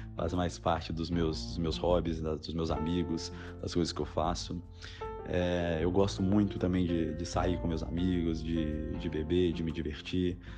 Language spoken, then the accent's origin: Portuguese; Belo Horizonte, Minas Gerais, Brazil; moved away as an adult; now in São Paulo, Brazil; Eu sou mineiro, sou de Belo Horizonte, a UFMG era do lado da minha casa